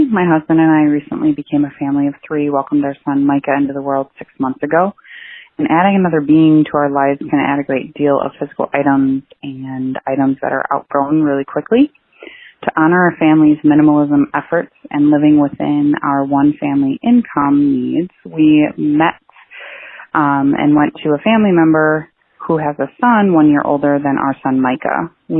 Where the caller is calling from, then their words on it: Sheboygan, Wisconsin, United States; I'm calling from Sheboygan, Wisconsin.